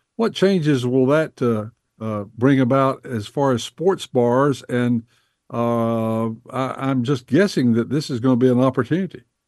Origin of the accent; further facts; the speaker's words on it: Bessemer City, North Carolina, United States; I grew up in Bessemer City, North Carolina, back in the fifties